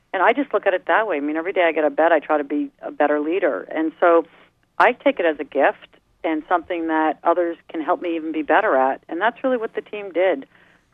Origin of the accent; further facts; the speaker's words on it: New York, United States; moved away; also born or lived in East Coast; I'm a New Yorker, right, at heart